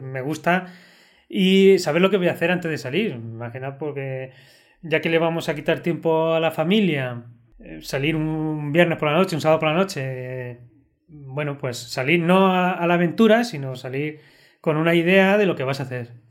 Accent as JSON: {"language": "Spanish", "town": "La Roda", "region": "Castilla-La Mancha", "country": "Spain", "said": "es mi pueblo"}